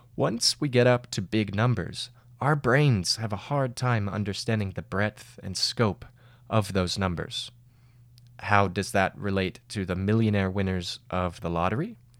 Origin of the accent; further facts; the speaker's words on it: Georgia, United States; my home state, Georgia